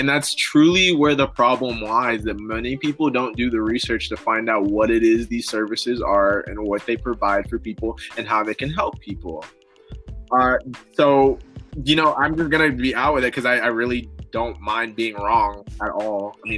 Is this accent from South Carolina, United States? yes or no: no; Illinois, United States; born there; No, actually, I was born in Illinois, so not really.